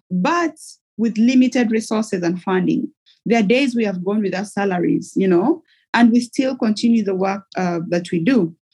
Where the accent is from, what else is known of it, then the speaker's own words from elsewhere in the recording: Somalia; I am from Somalia originally.